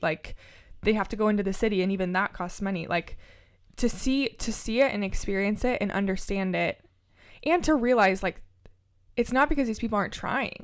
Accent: Lincoln, Nebraska, United States; I grew up in South Lincoln

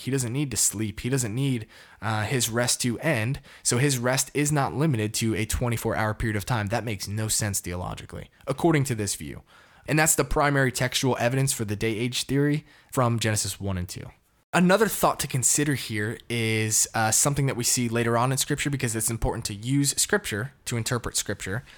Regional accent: Connecticut, United States; now in Dallas, United States; I'm from Connecticut, born and raised, shout out to New England

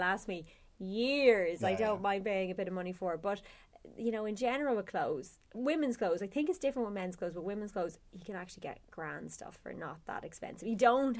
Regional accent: Cavan, Ulster, Ireland; I'm from Cavan

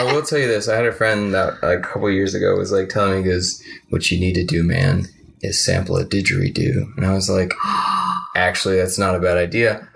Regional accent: Arlington and Mesquite, Dallas area, Texas, United States; born or raised there; also born or lived in New Orleans, Louisiana

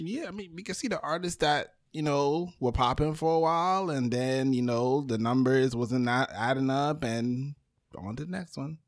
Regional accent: New York City, New York, United States; I was born in Brooklyn

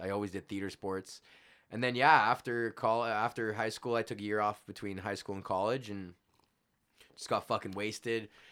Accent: Edmonton, Alberta, Canada; born or raised there

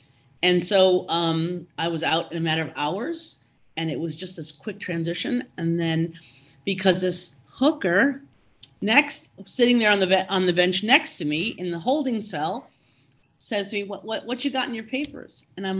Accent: Minnesota, United States; I said, oh, I'm from Minnesota.

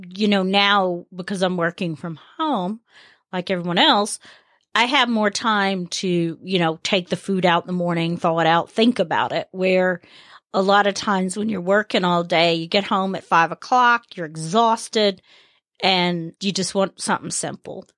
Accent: the South, United States; growing up in the South, especially, it's about who your kin folk are

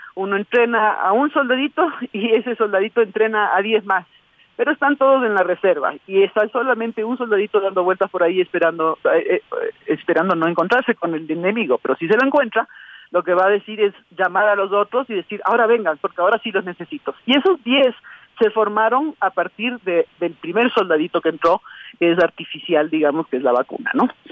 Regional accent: Ecuador; lo que nosotros como ecuatorianos vemos

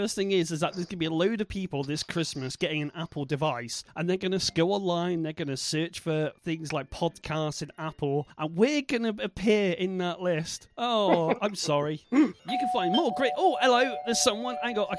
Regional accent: Bristol, South West England, United Kingdom; accent: Bristol; that lets out my Bristol accent.

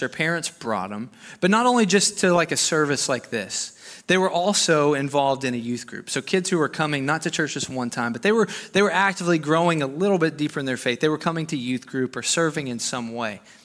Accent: Arkansas, United States; moved away as an adult; I'm from Arkansas

